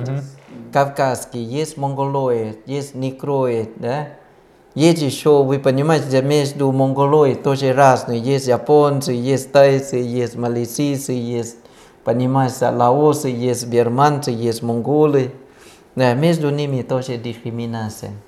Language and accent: Russian; Thailand; Russian is a second language; now in Russia; я родился в Таиланде